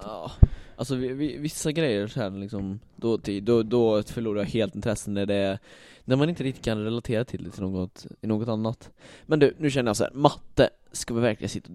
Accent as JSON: {"language": "Swedish", "town": "Falköping", "region": "Västra Götaland", "country": "Sweden", "said": "mina bröder och jag då, vi kommer ju här från Falköping"}